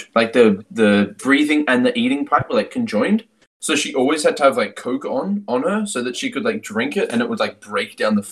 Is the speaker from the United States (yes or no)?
no; Australia; I'm Australian